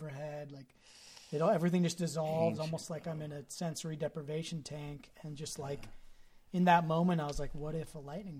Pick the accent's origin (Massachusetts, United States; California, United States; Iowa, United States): California, United States; Marin; us growing up in Marin